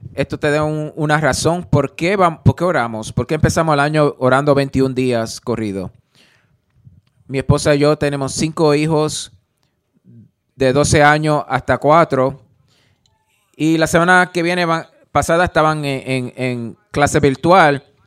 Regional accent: Alabama, United States; yo crecí en, en Alabama

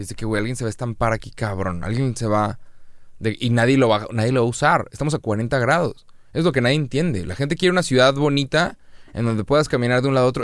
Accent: Monterrey, Nuevo León, Mexico; pues de Monterrey

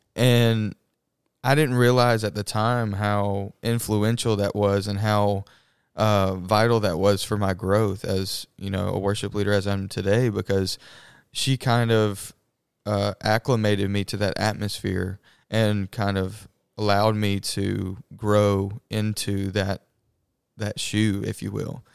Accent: Madison, Mississippi, United States; I'm from Madison, Mississippi

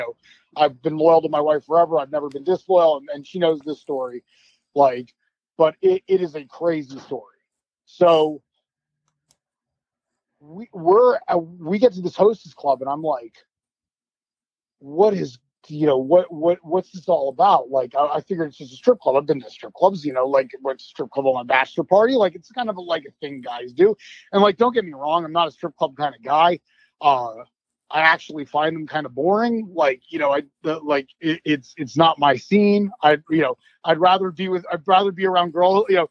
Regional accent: United States; also born or lived in Japan; being an American wrestler in Japan

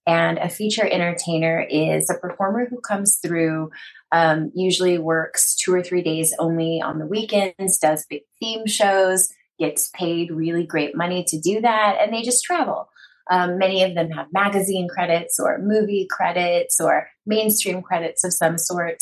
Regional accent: East Texas, United States; I come from East Texas. I was raised very conservatively.

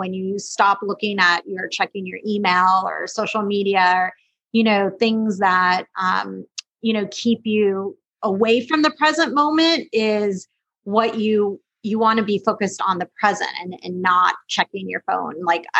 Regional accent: West Coast, United States; Like it was snowing out and a lot of snow and I'm from the West Coast. So snow is like really fun for me.

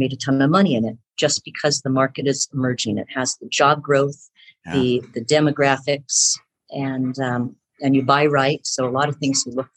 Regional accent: San Francisco Bay Area, California, United States; I'm from the San Francisco Bay Area, grew up in the Bay Area

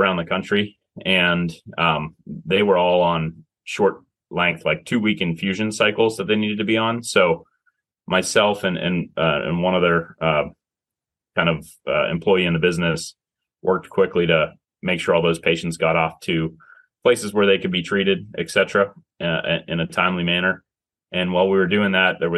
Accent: Pittsburgh, Pennsylvania, United States; moved away as an adult; also born or lived in South Carolina / Washington, D.C.; I was from Pittsburgh.

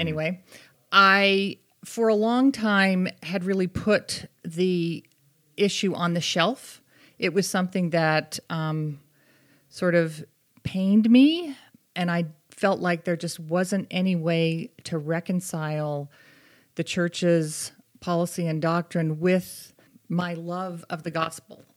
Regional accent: Boston, Massachusetts, United States; also born or lived in Connecticut; now in Utah, United States; I grew up in the Boston area

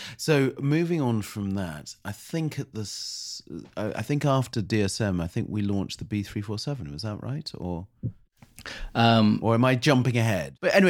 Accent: United States; born there; Snoopy was put in my cot when I was born in America.

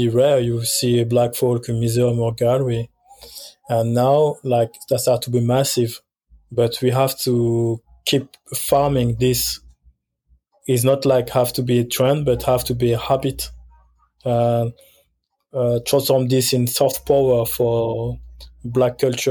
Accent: France; I am born and raised in France, but my father is born and raised in Guinea, and my mother, she's born and raised in Senegal.

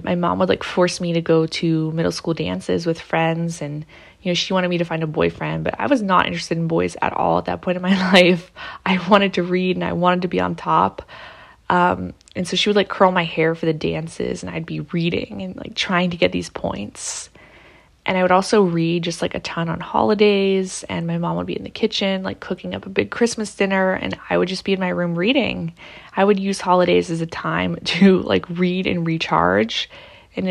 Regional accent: Pittsburgh, Pennsylvania, United States; I'm from Pittsburgh

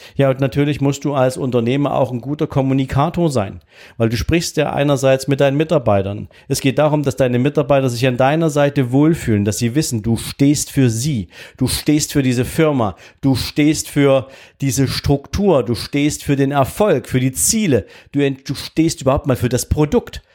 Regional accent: East Germany, Germany; ich wollte nicht ausreisen aus diesem Land, was ja meine Heimat war

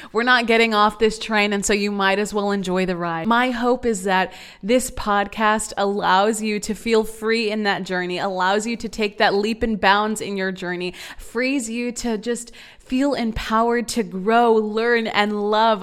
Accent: San Antonio, Texas, United States; moved away as an adult; also born or lived in Austin, Texas; now in Dallas, United States; I'm from San Antonio, Texas

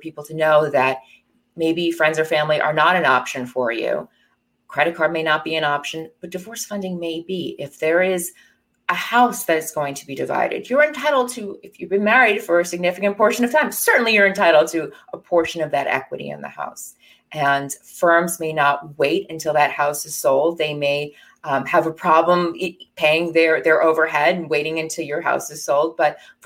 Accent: New Jersey, United States; I grew up in New Jersey and practiced where I grew up.

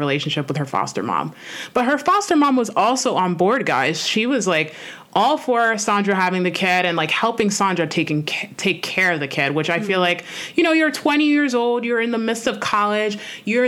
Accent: New York City, New York, United States; I'm a New Yorker, so I'm like, if you're from New York, you know this

